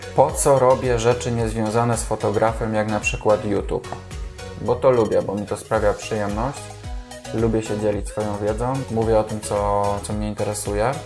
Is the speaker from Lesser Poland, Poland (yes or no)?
yes; Kraków, Lesser Poland, Poland; Jestem z Krakowa, jak pewnie wiesz, nie należy to do najmniejszych miast.